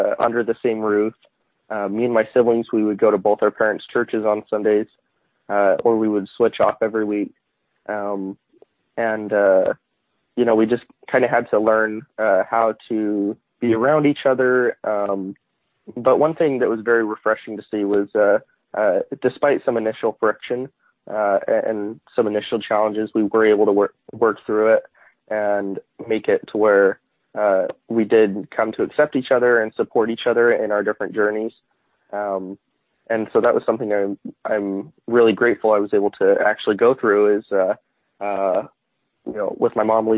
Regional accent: Arizona, United States; also born or lived in Utah; I was born in Utah, but moved to Arizona when I was around one

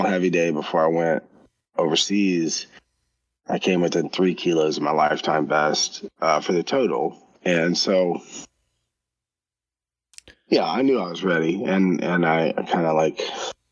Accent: United States; as an American

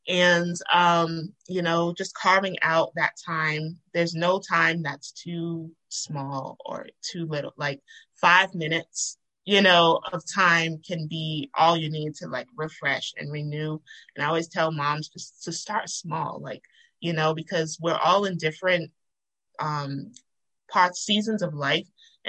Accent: Nigeria; And, and I'm Nigerian, and so I've been to those countries where, that is a everyday life of people.

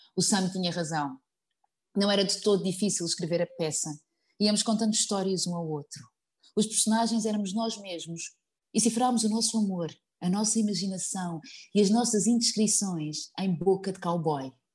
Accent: Azambuja, Lisbon, Portugal; eu sou ribatejana, uh, eh, vim da Zambuja

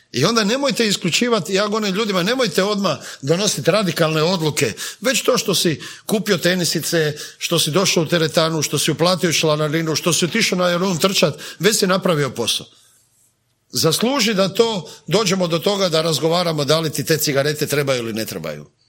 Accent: Zagreb, City of Zagreb, Croatia; also born or lived in London; kod nas u Zagrebu

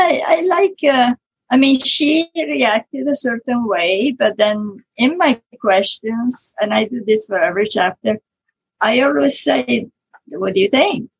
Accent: Italy; accent: Italian; English is a second language; moved away as an adult; now in United States; I was born in Italy, born and raised in Italy, so I never get rid of the Italian accent

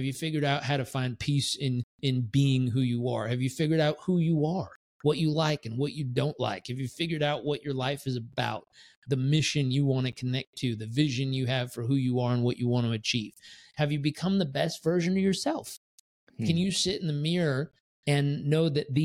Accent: San Diego, California, United States; also born or lived in Miami Beach / San Francisco / Tampa; now in Puerto Rico; I grew up in San Diego

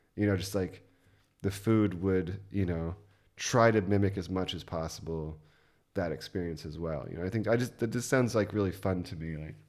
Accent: United States; moved away as an adult; now in Germany; growing up as an American

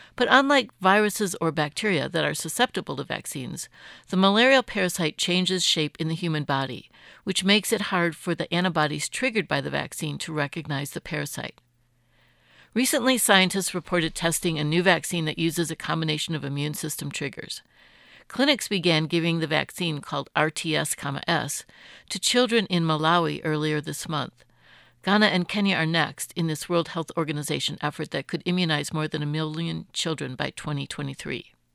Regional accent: Boulder, Colorado, United States; my hometown of Boulder

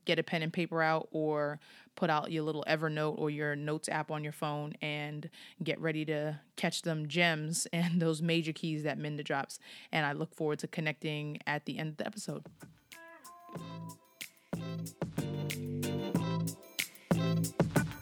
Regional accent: Long Island, New York, United States; now in Philadelphia, United States; I am from New York. I'm from Long Island

